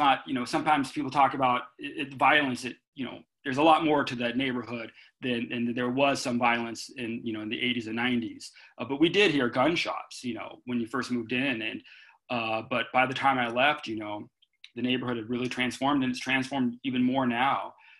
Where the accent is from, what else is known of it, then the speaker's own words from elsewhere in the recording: Pasadena, California, United States; also born or lived in Bay Area / Angelino Heights, Los Angeles; I was born and raised in Pasadena, and I've spent most of my life in the LA area, except for a four-year stint in the Bay Area for college. In addition to Pasadena, I lived in Angelino Heights for about 10 years, which is near Echo Park.